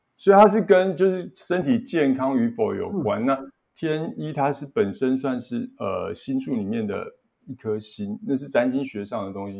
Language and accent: Chinese; Yongkang, Tainan, Taiwan; 在我们老家那边永康的一间妈祖庙